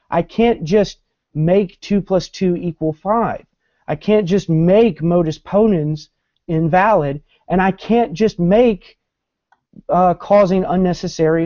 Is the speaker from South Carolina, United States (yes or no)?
yes; Columbia, South Carolina, United States; now in Norfolk, United States; I'm originally from Columbia, South Carolina, but I live in Norfolk, Virginia now.